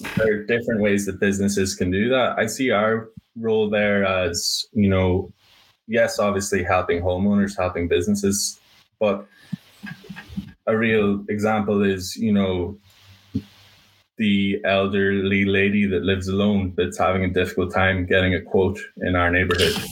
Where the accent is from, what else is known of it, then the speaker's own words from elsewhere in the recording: Ireland; moved away as an adult; now in Boston, United States; Moved to Ireland at age five